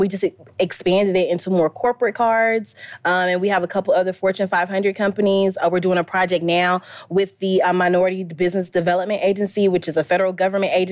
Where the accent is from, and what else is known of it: Valdosta, Georgia, United States; born or raised there; also born or lived in Nashville, Tennessee / Stockton, Georgia